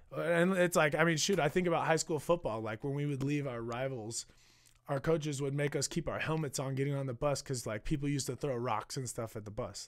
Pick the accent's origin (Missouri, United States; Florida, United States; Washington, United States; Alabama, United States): Missouri, United States; Kansas City; moved away as an adult; now in New York, United States; born and raised in Kansas City.